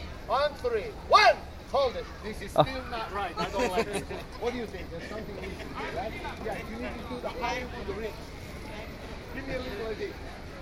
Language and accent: English; Romania; also born or lived in Ohio; now in Florida, United States; You see, I'm from Ohio originally, too. Well, originally I'm from Romania, but when Hitler attacked Poland, we moved here. So we live in Ohio, too, see?